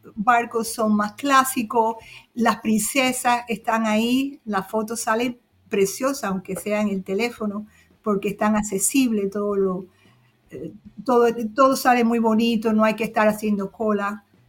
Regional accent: Cuba; also born or lived in Florida; now in Michigan, United States; Yo nací en Cuba en el año 55

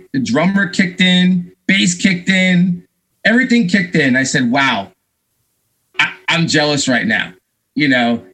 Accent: Long Island, New York, United States; I grew up on Long Island, New York

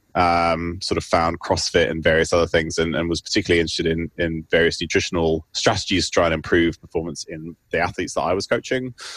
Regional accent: United Kingdom; moved away as an adult; also born or lived in Cambridge / Oxford; now in Seattle, United States; I currently work in Seattle. I'm a I'm a research professor at the University of Washington, um, but I grew up in the UK, as you can probably tell from my accent

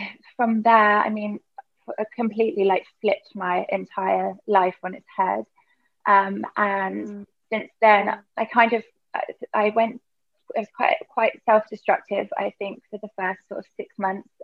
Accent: Berkshire, South East England, United Kingdom; moved away as an adult; also born or lived in Australia; now in Bali, Indonesia; I'm from Berkshire in the UK.

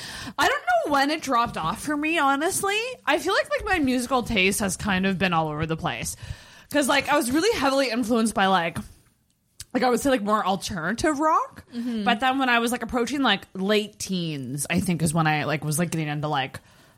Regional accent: Ottawa, Ontario, Canada; also born or lived in Ajax; Yeah. Well, I was born in Ajax. I moved to Ottawa when I was like 3.

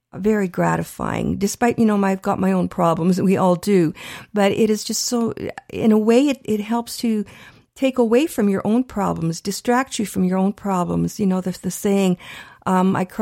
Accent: Canada; we're Canadian born

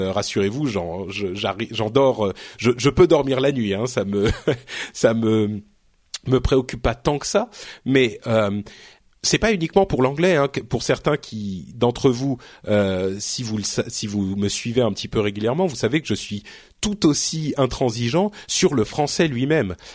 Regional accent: France; je parle français hein, je suis français je viens d'ici

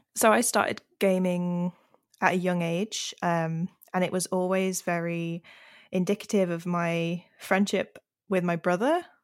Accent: Yorkshire and the Humber, United Kingdom; moved away as an adult; also born or lived in Cornwall; I grew up in Yorkshire

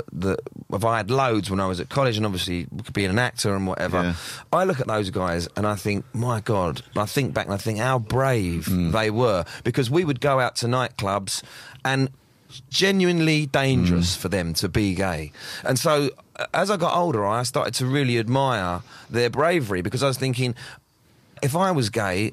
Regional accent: London, United Kingdom; So I'm from that area. I'm working class from that area.

